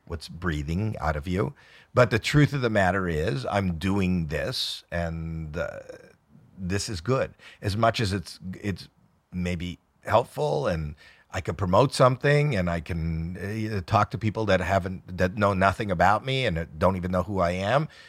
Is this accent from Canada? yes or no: yes; Canada; I'm Canadian